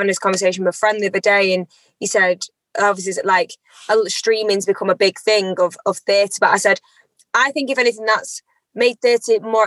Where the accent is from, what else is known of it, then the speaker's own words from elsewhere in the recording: Eccles, North West England, United Kingdom; I am an Afro-Caribbean British lady. I was born in Eccles on the 6th of July, 1997